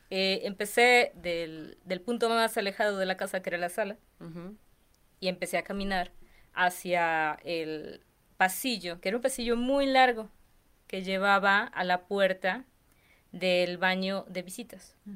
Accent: Cerro Azul, Veracruz, Mexico; yo soy de Veracruz. Ajá. Soy de... Azul. Sí. de un pueblo que se llama Cerro Azul.

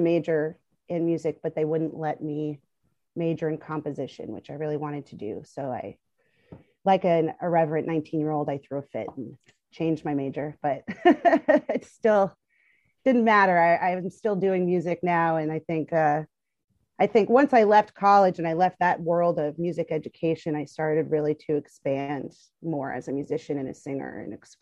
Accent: New York City, New York, United States; also born or lived in Brooklyn; I grew up in Manhattan, and I've lived pretty much all over the city

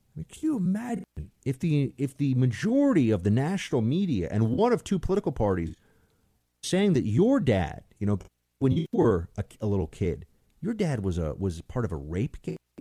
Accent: New York City, New York, United States; I grew up in Manhattan. I grew up in New York City.

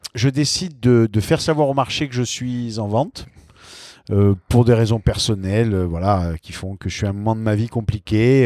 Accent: Sartène, Corsica, France; moved away as an adult; also born or lived in Nice / Paris; j'ai passé mon bac à Sartène et j'ai passé toute, toute ma jeunesse en Corse

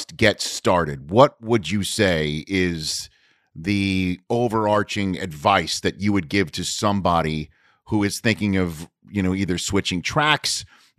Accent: New York, United States; accent: New York; You know, my New York accent, like I said, went away when I was starting my broadcasting career up in Redding, California.

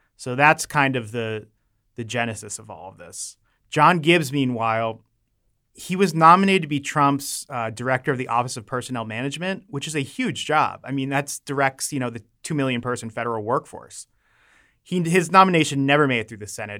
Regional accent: Maryland, United States; I'm from Maryland. I love Maryland

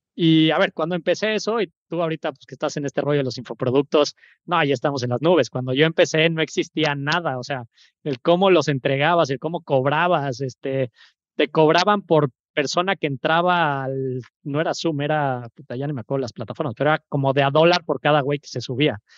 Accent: Mexico City, Mexico; moved away as an adult; now in Veracruz, Mexico; soy de la Ciudad de México, 35 años

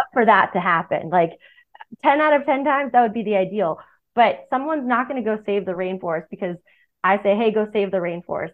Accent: Boston, Massachusetts, United States; I'm a Red Sox fan because I grew up in Boston

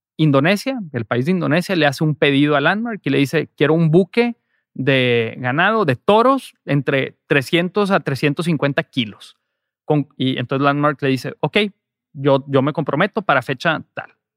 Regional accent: Monterrey, Nuevo León, Mexico; soy de Monterrey

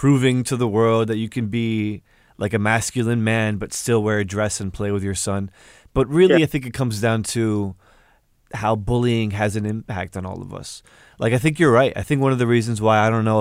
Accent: United States; my parents, they come from Egypt, but I grew up here in the States

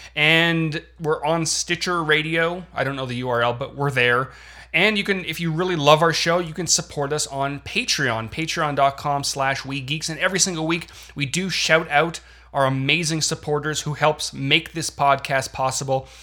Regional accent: Canada; moved away as an adult; now in United States; I was born and raised in Canada for 22 years

